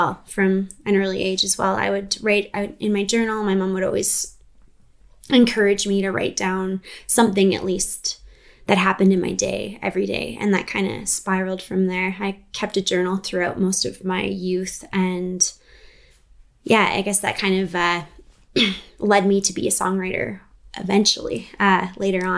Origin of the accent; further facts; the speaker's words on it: Prince George, British Columbia, Canada; I'm actually from Prince George. I was born and raised here